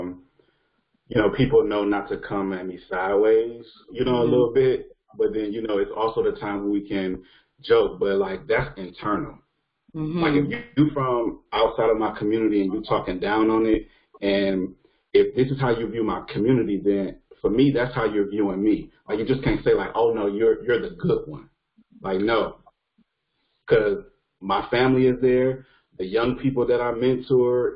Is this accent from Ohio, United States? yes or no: yes; East Cleveland, Ohio, United States; I was raised in East Cleveland, and I still live in East Cleveland.